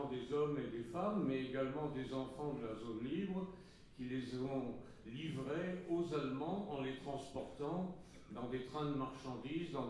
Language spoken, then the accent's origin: French; Nice, Provence-Alpes-Côte d'Azur, France; moved away; also born or lived in Bucharest, Romania / Paris, France; ici à Nice, qui a été la ville de mon enfance et, également la ville où j'ai rencontré la Shoah dans ce qu'elle avait de plus cruel, de plus dur. Euh, je suis né à Bucarest, en Roumanie.